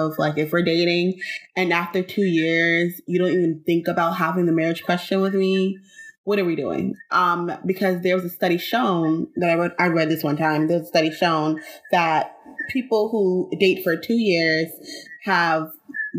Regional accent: New York, United States; I was born and raised in New York

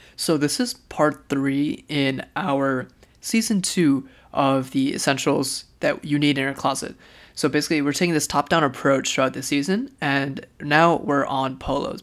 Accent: India; as an Indian

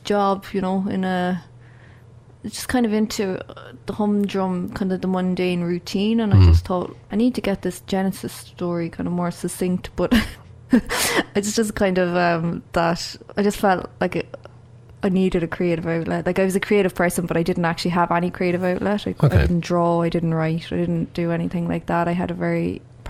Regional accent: Cork, Munster, Ireland; moved away; I grew up in Cork and I went to UCC, and my parents are from Cork

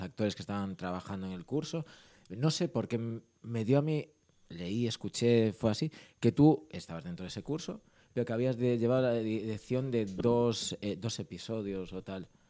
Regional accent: Ourense, Galicia, Spain; moved away; yo soy de Urense

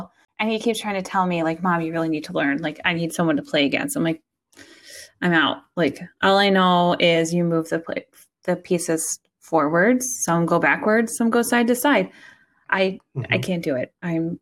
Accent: Sacramento, California, United States; born or raised there

